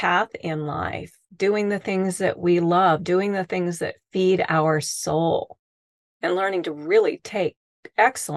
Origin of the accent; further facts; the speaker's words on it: the Northwest, Pacific Northwest, United States; now in Arizona, United States; I'm from the Northwest